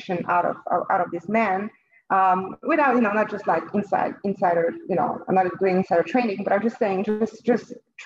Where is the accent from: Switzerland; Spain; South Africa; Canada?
Switzerland; French-speaking Switzerland, Romandy; moved away as an adult; also born or lived in Lausanne / Geneva; now in New York, United States; I was born and raised in Switzerland myself. but in the French part, Lausanne and Geneva. I moved to New York when I was in my early 20s